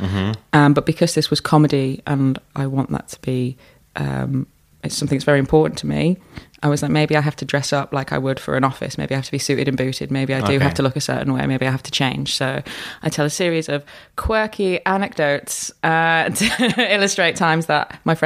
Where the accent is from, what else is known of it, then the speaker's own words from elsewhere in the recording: Hull, Yorkshire and the Humber, United Kingdom; moved away; my life growing up in Hull